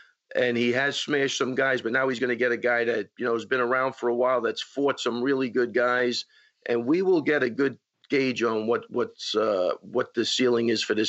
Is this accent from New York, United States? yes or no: yes; Long Island, New York, United States; accent: Long Island; My Long Island accent.